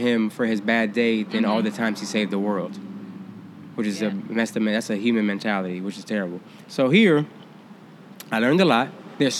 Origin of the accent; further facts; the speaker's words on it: Virginia, United States; But back in the day, y'all from the West Coast, y'all from New York, and y'all from down south. We're from Virginia. Who the fuck gave a damn about Virginia?